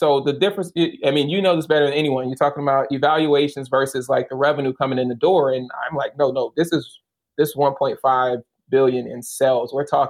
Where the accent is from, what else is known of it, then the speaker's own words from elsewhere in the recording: the South, United States; I feel like they treat us differently because we're from the South.